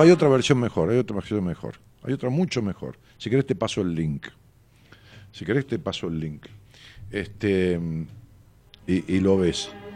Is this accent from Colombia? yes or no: no; Ramos Mejía, Buenos Aires Province, Argentina; la ciudad donde yo nací, Raúl Mejía, que es un pueblo al lado de la ciudad de Buenos Aires